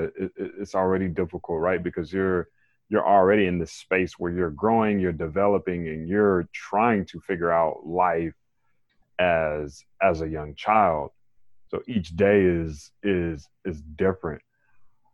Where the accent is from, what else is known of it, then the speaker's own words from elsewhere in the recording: Raleigh, North Carolina, United States; I am from Raleigh, North Carolina